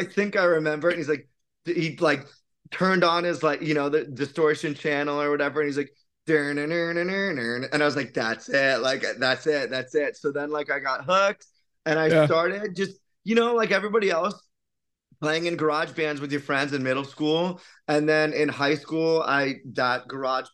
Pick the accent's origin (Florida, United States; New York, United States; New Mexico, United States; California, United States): Florida, United States; West Palm Beach; growing up in South Florida and like West Palm Beach